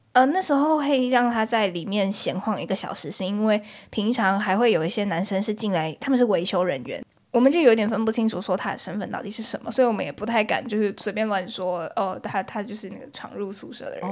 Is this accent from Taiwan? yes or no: yes; Taipei, Taiwan; 我是台北人，然后我又念台北的学校，就是说我每天上学通勤来回大概是两个小时